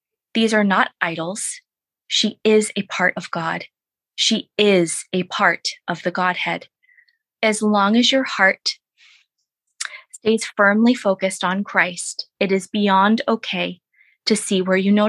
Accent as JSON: {"language": "English", "town": "Boston", "region": "Massachusetts", "country": "United States", "tie": "born or raised there", "also_born_or_lived": "Plymouth, Massachusetts", "said": "I'm from Boston, grew up, you know, born and raised"}